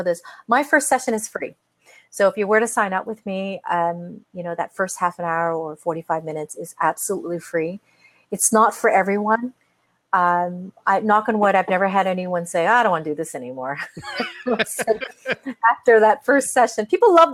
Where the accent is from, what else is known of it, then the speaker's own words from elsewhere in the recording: Canada; I'm Canadian.